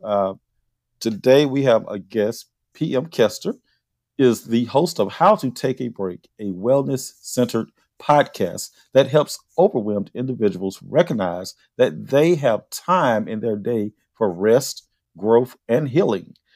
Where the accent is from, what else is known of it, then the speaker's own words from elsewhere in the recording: Philadelphia, Mississippi, United States; now in Atlanta, United States; I'm from Philadelphia very rural Philadelphia, Mississippi.